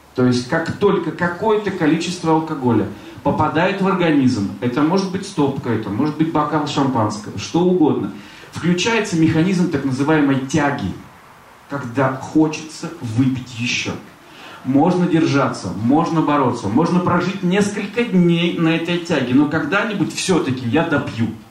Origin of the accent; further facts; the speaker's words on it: Severodvinsk, Arkhangelsk Oblast, Russia; moved away; also born or lived in Saint Petersburg; Я же из Северодвинска приехал, а тут же Петербург.